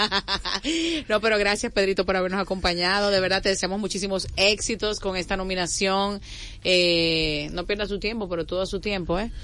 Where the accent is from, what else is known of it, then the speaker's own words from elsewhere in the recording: Santo Domingo Este, Distrito Nacional, Dominican Republic; yo soy de Villafaro City